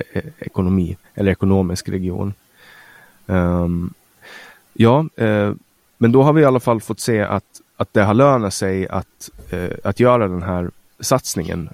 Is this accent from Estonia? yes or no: no; Finland; now in Sweden; vi är finnar som pratar svenska